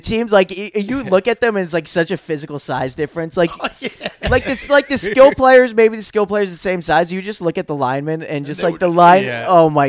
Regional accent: Dix Hills, New York, United States; Dix Hills.

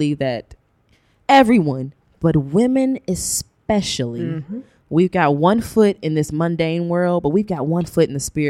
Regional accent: Cincinnati, Ohio, United States; I'm from Cincinnati, born and raised.

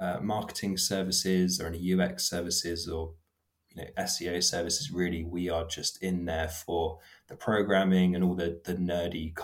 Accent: Bournemouth, South West England, United Kingdom; also born or lived in Poole; So I'm from Bournemouth. I've always been in Poole and Bournemouth my whole life.

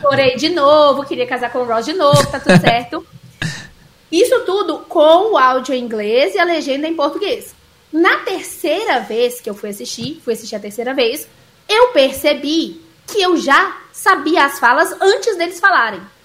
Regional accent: Minas Gerais, Brazil; accent: mineiro; eu tenho sotaque de mineira porque eu cresci em Minas, meus pais são mineiros

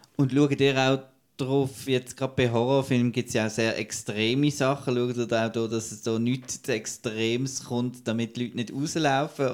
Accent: Basel, Basel-Stadt, Switzerland; also born or lived in St. Gallen; now in Zurich, Switzerland; ich komme ja aus, aus Basel ah, ja. und äh, arbeite in St. Gallen

